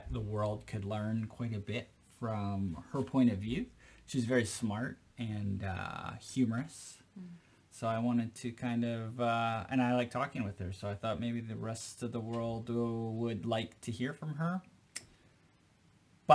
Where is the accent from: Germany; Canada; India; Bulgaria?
Canada; now in Japan; I'm from Canada